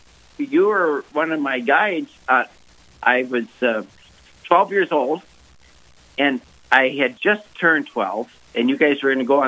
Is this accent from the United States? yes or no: no; Ireland; And I'm Irish.